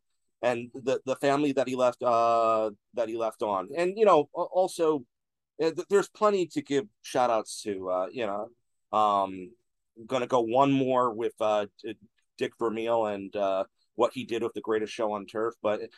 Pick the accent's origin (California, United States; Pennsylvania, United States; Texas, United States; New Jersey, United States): New Jersey, United States; Long Branch; I grew up in Long Branch